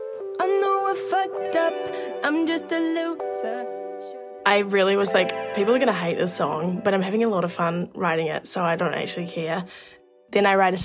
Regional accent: New Zealand; I am a musician from New Zealand

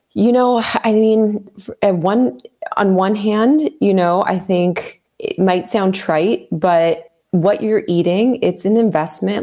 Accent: Southern California, United States; I grew up in Southern California

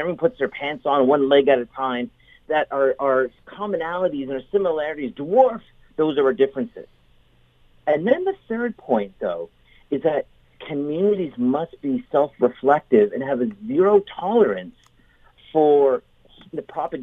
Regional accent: St. Catharines, Ontario, Canada; growing up in St. Catharines, and I love St. Catharines, but I was growing up in St. Catharines as a young boy

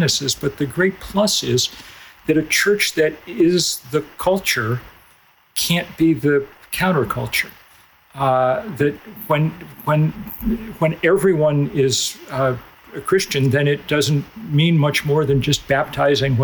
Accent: Lexington, Massachusetts, United States; I grew up in Lexington, Massachusetts, a town imbued with great history

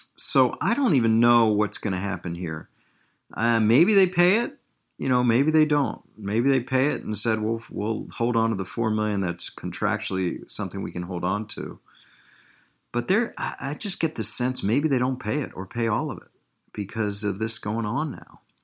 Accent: Washington, District of Columbia, United States; moved away as an adult; also born or lived in Green Bay, Wisconsin; I'm from Washington, D.C.

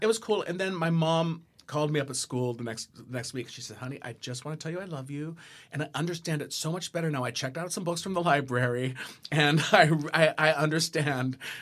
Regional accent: San Diego, California, United States; I grew up in San Diego.

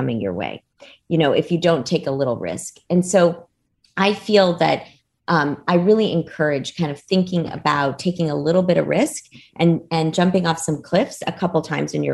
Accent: Dallas, Texas, United States; English is a second language; also born or lived in Cairo, Egypt; I was born in Cairo, Egypt, and had one sister at the time. It was my younger sister. And my family, my parents decided to immigrate from Cairo to Dallas, Texas, when I was a very young girl

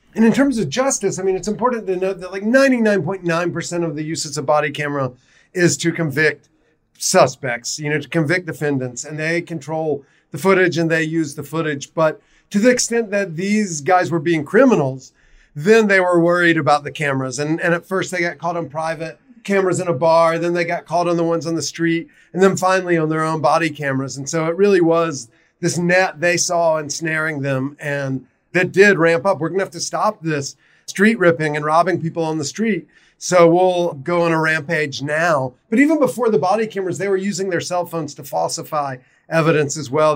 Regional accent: South Carolina, United States; now in Baltimore, United States; I'm originally from South Carolina

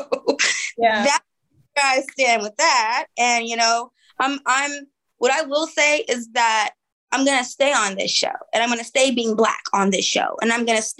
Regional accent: Oakland, California, United States; I'm from East Oakland. You know, prime hyphy movement

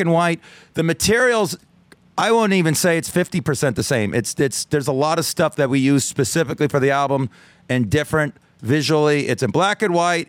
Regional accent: Las Vegas, Nevada, United States; accent: dummy accent; I'm from Las Vegas.

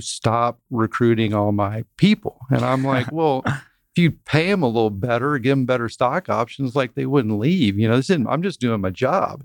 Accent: Dripping Springs, Texas, United States; now in Fort Worth, United States; I grew up in Dripping Springs

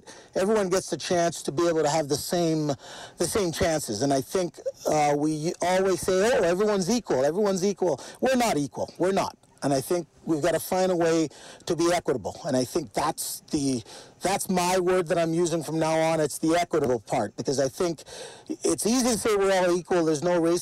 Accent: Ontario, Canada; moved away as an adult; also born or lived in Jamaica / British Columbia / Manitoba / Alberta; now in Edmonton, Canada; I moved to Ontario to be with my parents because they came up prior

